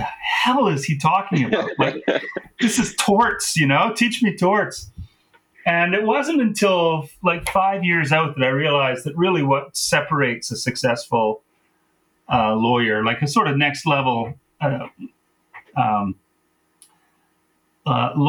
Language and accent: English; Vernon, British Columbia, Canada; also born or lived in England; I'm from Vernon. That's my, that's where I grew up